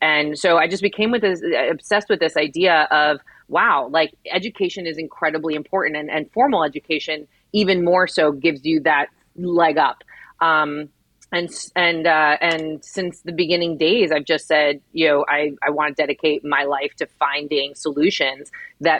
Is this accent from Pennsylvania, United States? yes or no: no; Miami, Florida, United States; I graduated from Miami-Dade County Public Schools. I was then a teacher in Miami-Dade County Public Schools. And then I ran Teach for America with Miami-Dade County Public Schools. So I was very dedicated to my hometown